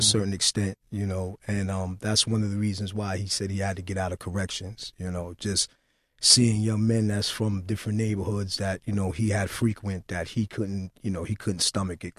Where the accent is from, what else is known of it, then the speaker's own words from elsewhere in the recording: New York City, New York, United States; I'm a fellow New Yorker. I was born in Queensbridge